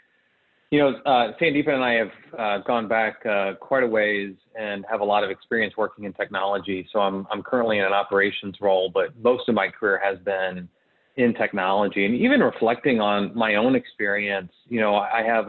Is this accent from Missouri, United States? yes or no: yes; St. Louis, Missouri, United States; I was born and raised in or around St. Louis